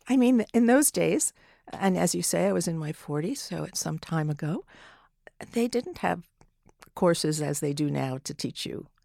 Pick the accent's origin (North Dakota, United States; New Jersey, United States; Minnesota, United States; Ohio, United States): New Jersey, United States; I grew up in New Jersey, not far from the city